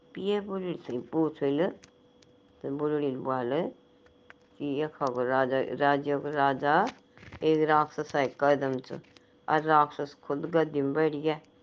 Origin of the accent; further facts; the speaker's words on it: Pahari, Uttarakhand, India; हम तो पहाड़ी लोग